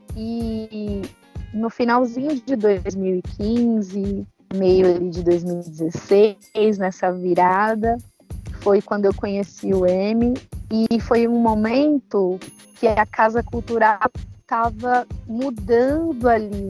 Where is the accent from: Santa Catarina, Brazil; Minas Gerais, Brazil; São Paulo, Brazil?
São Paulo, Brazil; moved away as an adult; now in São Tomé; Minha trajetória começa na Zona Norte de São Paulo, é, mais precisamente ali, Jardim Brasil, é do Chaves, que foi onde eu cresci, né? Fui criada